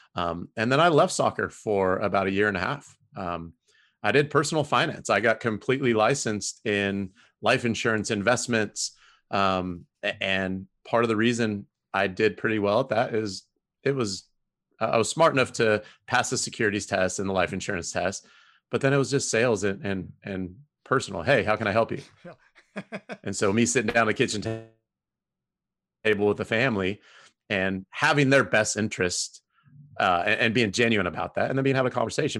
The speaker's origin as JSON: {"language": "English", "region": "Southern California", "country": "United States", "tie": "born or raised there", "moved": "as an adult", "lives_now": "Houston, United States", "said": "I grew up in Southern California in the nineties"}